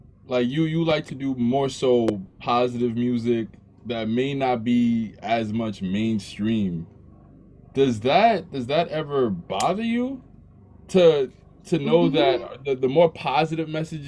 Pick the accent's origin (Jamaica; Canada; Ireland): Jamaica; So I'm 6'6 and I'm Jamaican and I have no waistline.